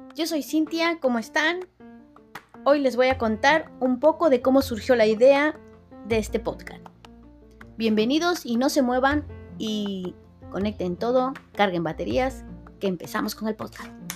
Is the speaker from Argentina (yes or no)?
no; Peru; now in United States; yo soy de Perú, eh, vine aquí a Estados Unidos